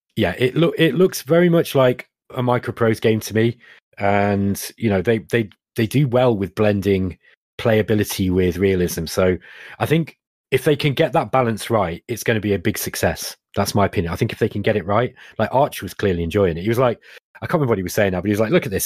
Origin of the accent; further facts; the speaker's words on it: Derby, East Midlands, United Kingdom; accent: Derby; my Derby accent